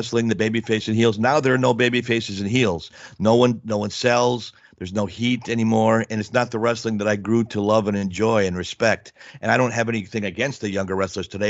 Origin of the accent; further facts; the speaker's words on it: Milwaukee, Wisconsin, United States; grew up in Milwaukee